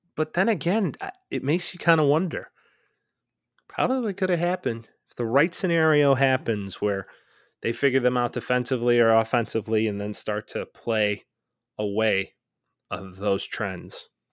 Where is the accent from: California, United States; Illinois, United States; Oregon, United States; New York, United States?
Illinois, United States; Chicago; growing up in the Chicagoland area